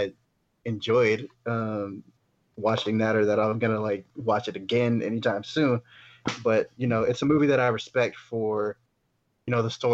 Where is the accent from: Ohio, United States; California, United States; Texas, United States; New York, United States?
Texas, United States; Katy; Renee Zellweger is from Katy, Texas, my hometown